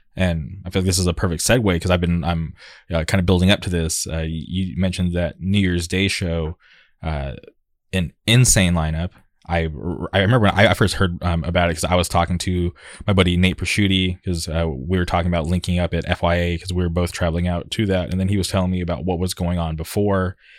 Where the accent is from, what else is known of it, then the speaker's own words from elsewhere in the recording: Palm Springs, California, United States; moved away as an adult; now in Orange County, United States; back in the day when I grew up in the Palm Springs area